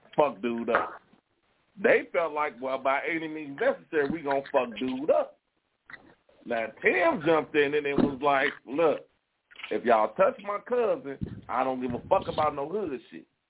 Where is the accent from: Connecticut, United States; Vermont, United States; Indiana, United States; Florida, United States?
Indiana, United States; Gary; But I did grow up in Concord